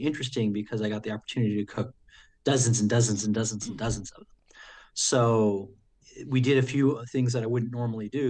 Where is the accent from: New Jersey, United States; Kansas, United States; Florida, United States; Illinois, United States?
New Jersey, United States; also born or lived in Sacramento, California; now in St. Paul, United States; growing up in the East Coast, the Watchung Mountains were very close to where I grew up